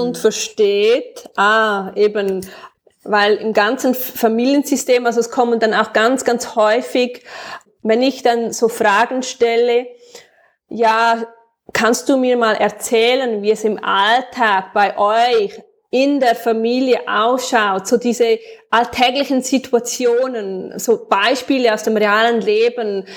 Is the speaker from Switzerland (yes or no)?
yes; Switzerland; accent: Swiss German; first language Swiss German; meinem eigenen Dialekt